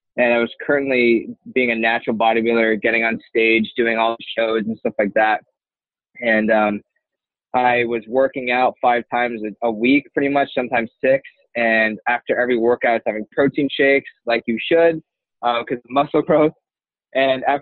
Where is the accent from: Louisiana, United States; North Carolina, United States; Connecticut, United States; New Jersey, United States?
Connecticut, United States; Glastonbury; also born or lived in the South (US); now in Springfield, United States; I'm from Glastonbury, Connecticut. That's where I graduated high school from